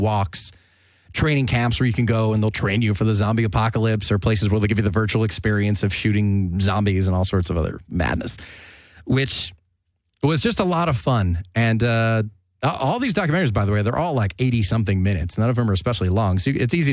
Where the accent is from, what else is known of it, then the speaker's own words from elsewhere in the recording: United States; I'm American